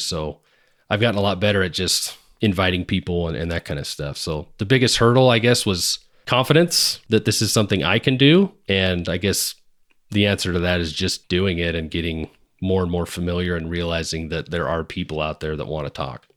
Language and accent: English; Seattle, Washington, United States; moved away; back in Washington, where I grew up in the Seattle area